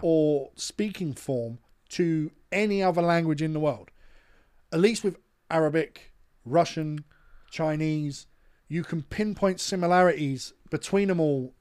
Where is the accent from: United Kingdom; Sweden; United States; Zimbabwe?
United Kingdom; we're British.